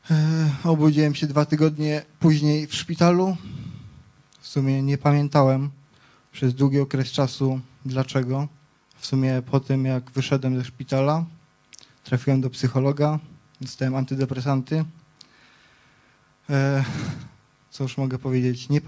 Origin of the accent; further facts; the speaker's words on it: Wieliczka, Lesser Poland, Poland; przyjechałem z Wieliczki. Mam 23 lata